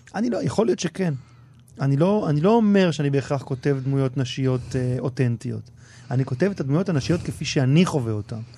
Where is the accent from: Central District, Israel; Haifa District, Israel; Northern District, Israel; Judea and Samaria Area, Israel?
Central District, Israel; Ra'anana; also born or lived in Tel Aviv; חבורה של גברים שגדלתי איתם מגיל מאוד צעיר, גדלנו ברעננה